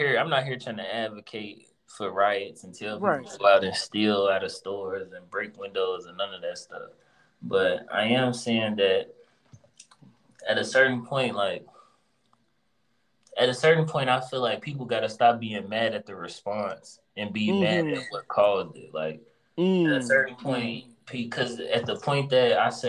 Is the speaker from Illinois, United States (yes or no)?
yes; Chicago, Illinois, United States; I'm from Chicago